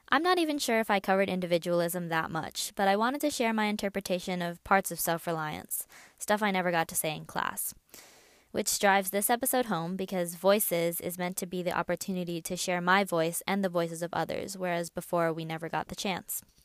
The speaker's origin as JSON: {"language": "English", "country": "United States", "also_born_or_lived": "China", "said": "I'm Chinese American and was adopted from China when I was sixteen months old."}